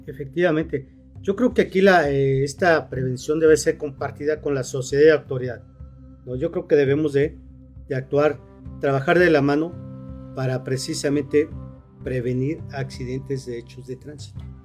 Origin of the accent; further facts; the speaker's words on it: Morelos, Mexico; somos de Morelos